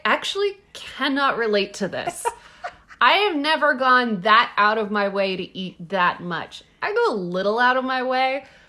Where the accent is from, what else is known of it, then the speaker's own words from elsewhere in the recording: Texas, United States; I'm from Texas